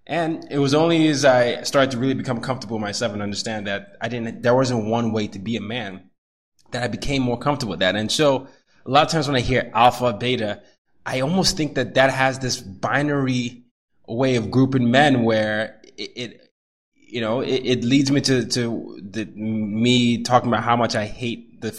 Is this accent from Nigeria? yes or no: yes; Nigeria; also born or lived in Sweden / Vietnam / Burkina Faso; I grew up the oldest of three boys. I grew up in Nigeria. I grew up in Sweden, Vietnam, Burkina Faso, here.